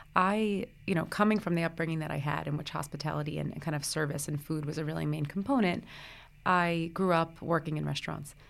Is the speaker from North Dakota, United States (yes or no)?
no; Brooklyn, New Jersey, United States; I grew up in the Brooklyn, New Jersey area. So I was born in Brooklyn. I went to school in New Jersey